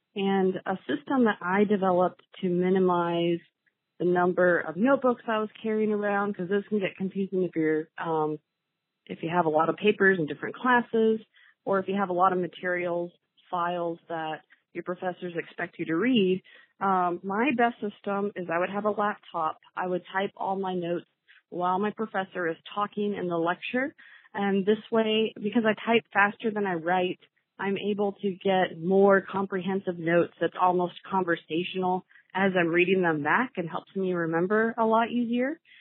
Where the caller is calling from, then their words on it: Columbus, Ohio, United States; I'm calling from Columbus, Ohio